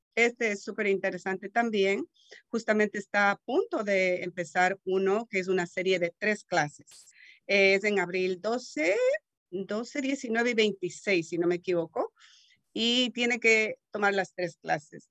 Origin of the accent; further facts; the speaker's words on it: Ecuador; now in Marin County, United States; soy de Ecuador, llevo ya 30 años en este país